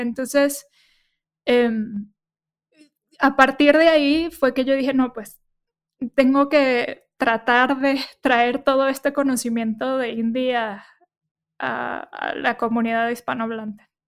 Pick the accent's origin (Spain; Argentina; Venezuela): Venezuela; Caracas; moved away as an adult; now in Mexico City, Mexico; nací en Venezuela, estuve viviendo en Caracas.